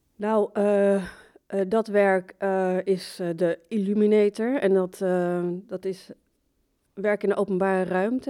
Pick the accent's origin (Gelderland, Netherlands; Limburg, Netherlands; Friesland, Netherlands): Gelderland, Netherlands; Barneveld; moved away as an adult; also born or lived in Morocco; now in Amsterdam, Netherlands; ik ben in Marokko geboren, Ik kom uit een islamitische familiegezin, ehm, opgegroeid in Barneveld, de Bijbelbelt